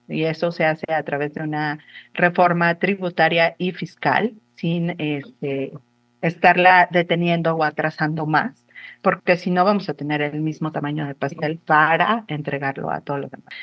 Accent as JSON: {"language": "Spanish", "country": "Mexico", "said": "como sociedad mexicana"}